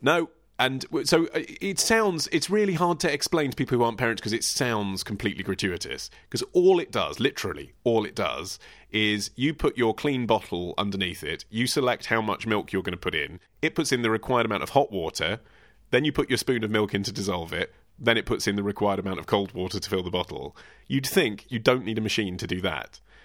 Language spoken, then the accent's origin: English; United Kingdom; my instinct as a British man